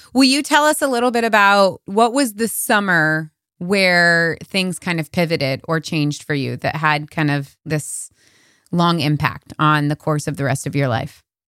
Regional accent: United States; I was born and raised in America

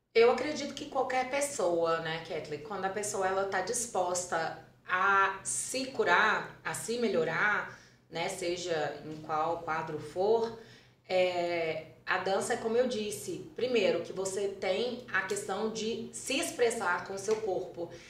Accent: Carlos Chagas, Minas Gerais, Brazil; eu sou natural de Carlos Chagas, né, que é a cidade aqui pertinho

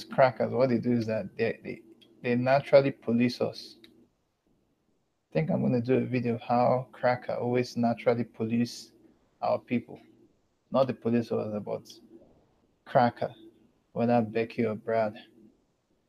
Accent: Lagos, Nigeria; accent: Southern African; I grew up in Lagos. Lagos is a beach state

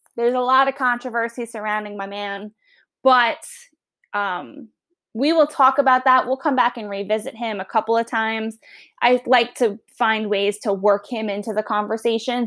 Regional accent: Long Island, New York, United States; accent: Long Island; now in Virginia, United States; I'm originally from New York, Long Island

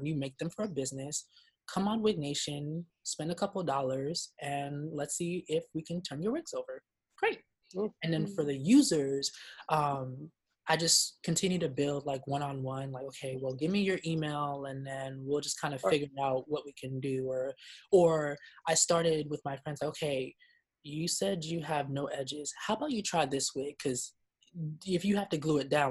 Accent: Nigeria; I'm Nigerian

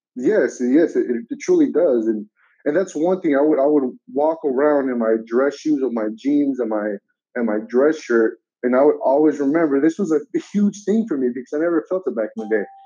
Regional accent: United States; I've been in the country since the age of five. I am now 25

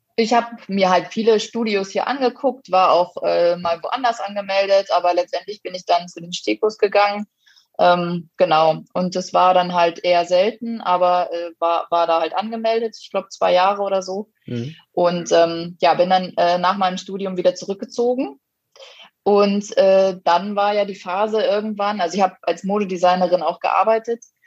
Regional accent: Lemgo, North Rhine-Westphalia, Germany; now in Munich, Germany; ich bin ja ursprünglich eigentlich aus NRW, aus Lemgo

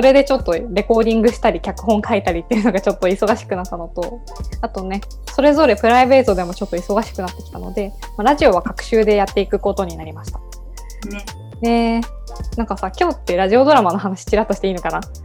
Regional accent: Yamaguchi, Japan; 私たち、あのあの山口県出身

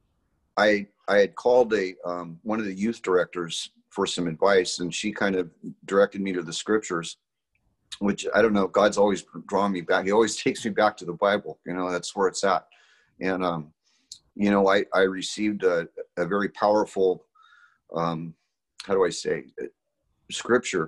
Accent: Salinas, California, United States; I was born in Salinas, California

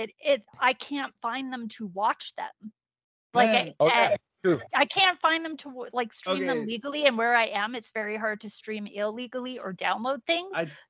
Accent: Canada; also born or lived in Texas, United States; So my parents moved to Canada right before I turned 8. So we got our citizenship here when I was 12, I want to say.

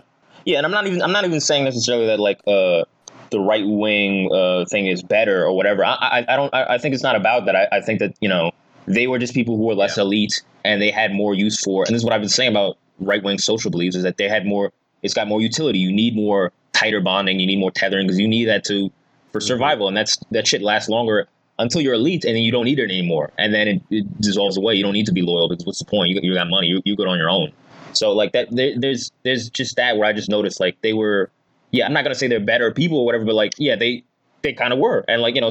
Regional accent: New Jersey, United States; now in New York, United States; Like, I came from Jersey to New York

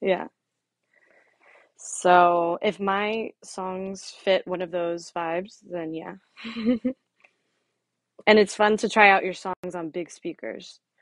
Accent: Florida, United States; moved away as an adult; also born or lived in San Francisco; now in Miami, United States; I grew up in Florida, but now I'm back and forth between Florida and here in San Francisco.

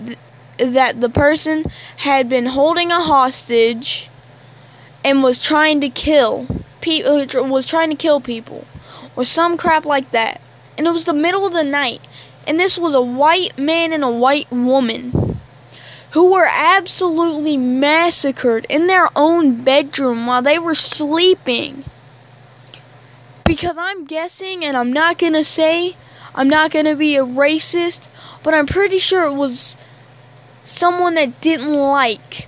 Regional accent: Alabama, United States; I'm from Alabama, so I'm a country kid.

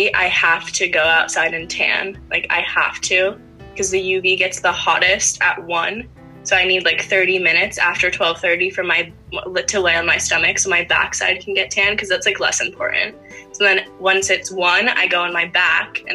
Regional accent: Sebastopol, California, United States; also born or lived in Palo Alto, California; I'm from Sebastopol, California

